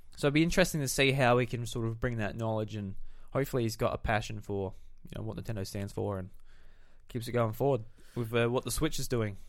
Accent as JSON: {"language": "English", "region": "South Australia", "country": "Australia", "said": "we're from South Australia."}